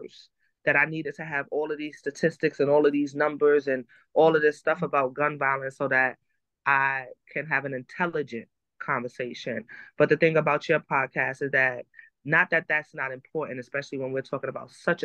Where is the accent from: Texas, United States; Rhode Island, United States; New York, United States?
New York, United States; New York City; We're from Harlem